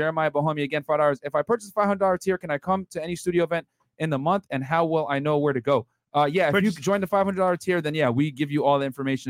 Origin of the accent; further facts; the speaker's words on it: Connecticut, United States; also born or lived in Philadelphia; now in Miami, United States; I'm from Connecticut